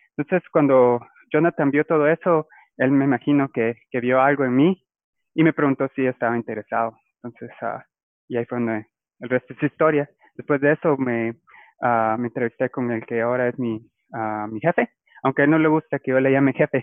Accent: Guatemala City, Guatemala Department, Guatemala; moved away as an adult; now in Biloxi, United States; yo ah, soy originario de, Guatemala. Ah, yo crecí en la ciudad

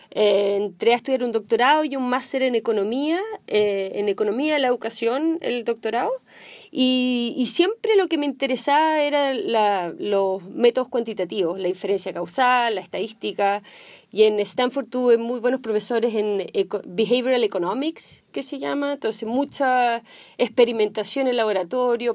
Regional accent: Chile; moved away as an adult; now in Silicon Valley, United States; Yo soy chilena, nací en Chile

